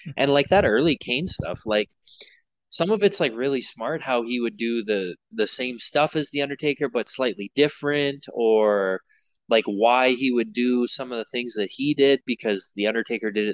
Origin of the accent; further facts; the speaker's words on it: Manitoba, Canada; moved away as an adult; also born or lived in British Columbia / Saskatchewan; I was born in BC and I grew up in Manitoba